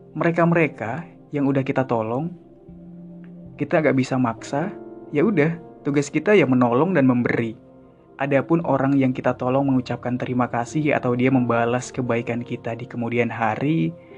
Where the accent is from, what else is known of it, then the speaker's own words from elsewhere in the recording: Sunda, Indonesia; gue orang Sunda